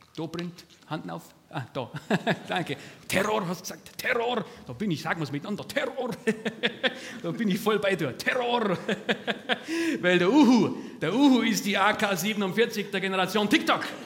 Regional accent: Stefans Riertheim, Bavaria, Germany; bei uns in Stefans Riertheim

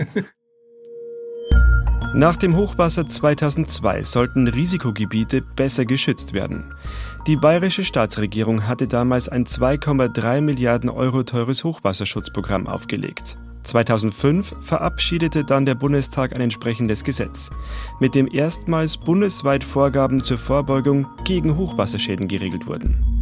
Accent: Roding, Bavaria, Germany; bei Roding, meiner Heimatstadt

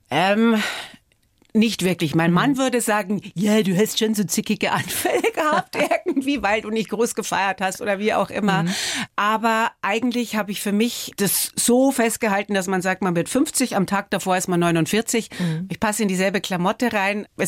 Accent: Altötting, Bavaria, Germany; Geprägt haben mich meine Jugend in Altötting, der Sound von … und das Glück, eine junge Mutter zu sein.

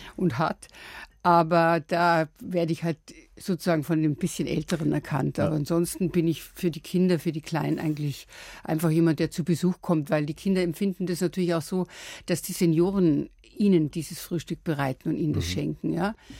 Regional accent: Lower Bavaria, Germany; moved away; also born or lived in Munich; ich bin ja in Niederbayern aufgewachsen

